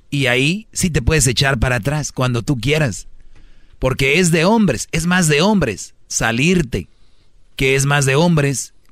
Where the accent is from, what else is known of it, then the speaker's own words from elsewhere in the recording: Michoacán, Mexico; somos michoacanos que pagan.